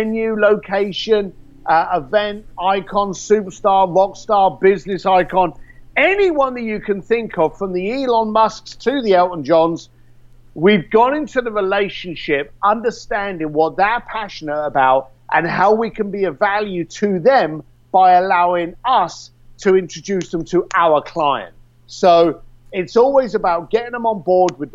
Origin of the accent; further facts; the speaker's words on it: London, United Kingdom; I'm a bricklayer from East London